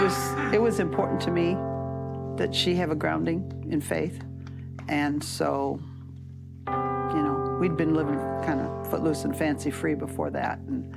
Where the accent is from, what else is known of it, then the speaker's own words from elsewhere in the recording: Gibson City, Illinois, United States; moved away as an adult; I'm originally from Gibson City.